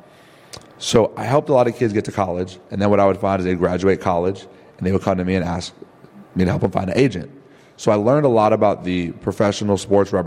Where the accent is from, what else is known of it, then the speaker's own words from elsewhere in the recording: Evanston, Illinois, United States; I grew up in Evanston, playing basketball